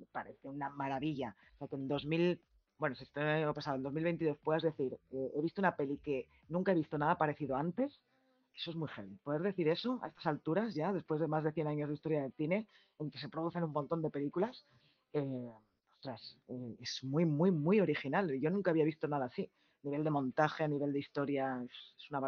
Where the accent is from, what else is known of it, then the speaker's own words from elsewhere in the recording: Barcelona, Catalonia, Spain; Somos todos de Barcelona. Ahora, Elizabeth es de Málaga, pero el resto somos de Barcelona.